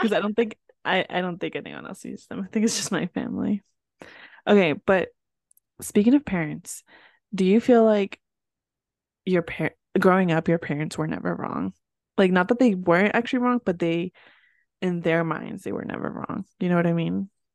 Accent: northern New Jersey, United States; English is a second language; where I grew up in New Jersey, for those of you that didn't know, and I grew up in northern Jersey

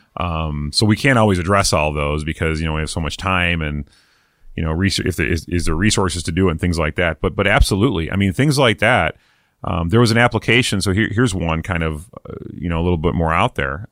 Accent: East Coast, United States; moved away; I'm from the East Coast originally

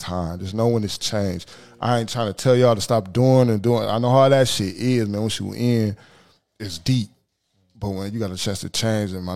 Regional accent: Toledo, Ohio, United States; we're from Toledo, Ohio

